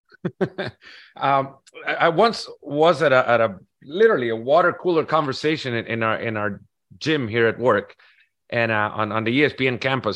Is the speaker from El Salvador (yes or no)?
yes; El Salvador; I'm from El Salvador